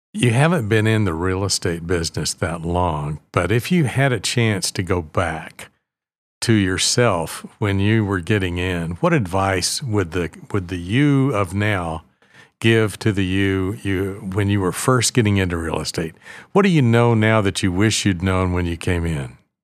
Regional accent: Oklahoma, United States; I live here and essentially grew up here

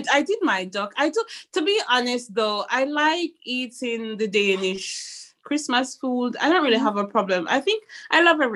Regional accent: Montego Bay, Saint James, Jamaica; moved away as an adult; now in Aarhus area, Denmark; I'm from Montego Bay, which is a tourist city as well.

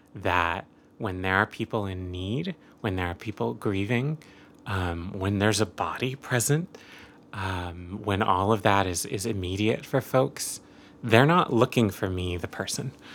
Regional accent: rural Oregon, United States; I grew up Catholic and Jewish, um, and Asian in rural Oregon

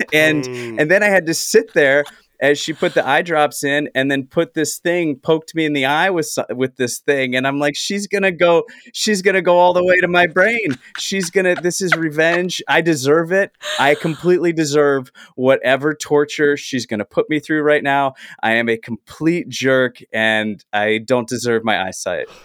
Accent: the South, United States; now in Los Angeles, United States; I grew up in the South

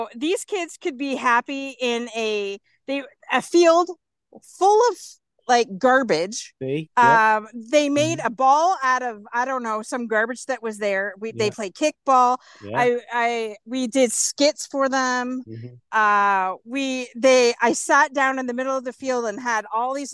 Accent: Canada; I'm from Canada.

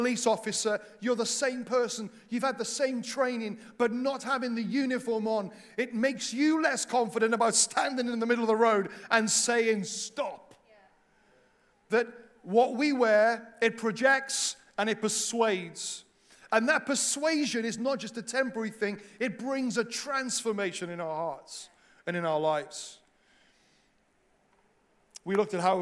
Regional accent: Wales, United Kingdom; now in England; a Welsh missionary in England

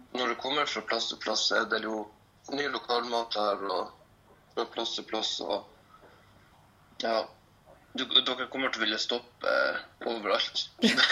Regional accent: Lofoten, Nordland, Norway; moved away as an adult; now in Trondheim, Norway; Jeg er nå fra Lofoten. Flytta til Trondheim for fem år siden for å gå på folkehøyskole

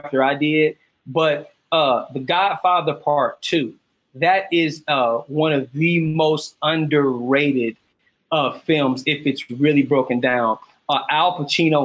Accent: Cleveland, Ohio, United States; now in Atlanta, United States; I'm from Cleveland, Ohio, so my sense of style is very Midwest.

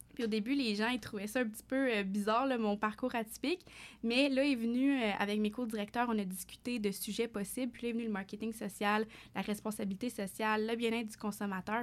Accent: Fournier, Ontario, Canada; je suis une franco-ontarienne d'origine, originaire d'un tout petit village en Ontario, dans l'Est ontarien, Fournier particulièrement

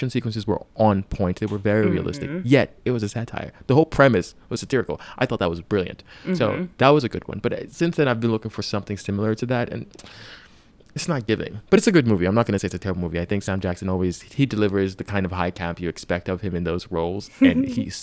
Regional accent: Nigeria; I'm Nigerian

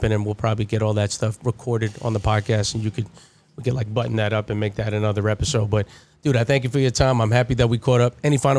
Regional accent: Baldwin, New York, United States; Uniondale strong, even though I'm from Baldwin. It just doesn't make any sense to me that I'm from Baldwin, but I'd like love Uniondale.

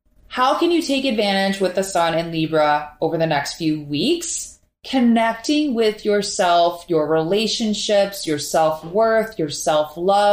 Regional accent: Minneapolis, Minnesota, United States; now in Miami, United States; I'm from Minneapolis, and up there, fall is the most beautiful time of year.

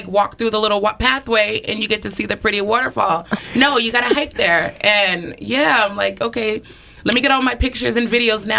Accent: Stratford, Connecticut, United States; moved away as an adult; also born or lived in Bridgeport, Connecticut; now in the Berkshires, United States; I was born in Bridgeport, Connecticut, but raised in Stratford, Connecticut. So Fairfield County.

